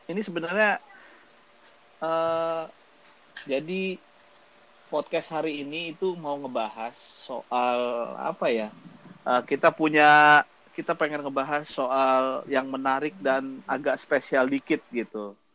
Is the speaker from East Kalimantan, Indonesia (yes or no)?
no; Jakarta, Indonesia; now in Tangerang Selatan, Indonesia; gue gue asal dari Jakarta sekarang tinggal di Tangerang Selatan